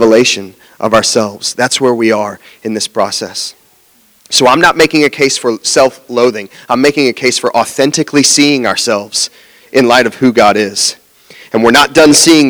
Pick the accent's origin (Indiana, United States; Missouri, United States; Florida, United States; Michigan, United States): Florida, United States; Jacksonville; also born or lived in West Palm Beach, Florida; I grew up in Jacksonville and I was going to school in West Palm Beach